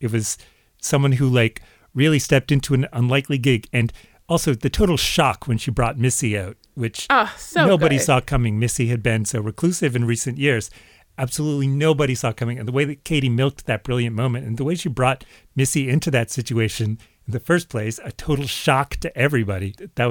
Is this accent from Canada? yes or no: yes; Canada; maybe it's being Canadian, but that was for hardcore fans of ….